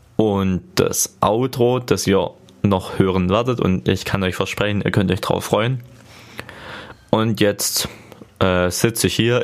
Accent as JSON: {"language": "German", "area": "Ostalbkreis", "region": "Baden-Württemberg", "country": "Germany", "accent": "Swabian", "said": "ich komme aus dem Ortsteilkreis in Baden-Württemberg"}